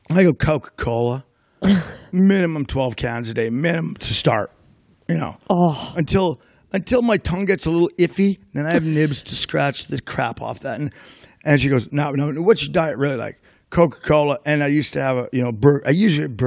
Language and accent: English; Ireland; she knew I was going to lie because I'm Irish.